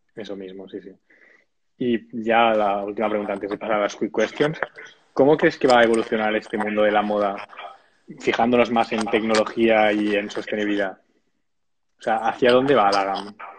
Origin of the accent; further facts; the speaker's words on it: Sabadell, Catalonia, Spain; Yo soy de Sabadell también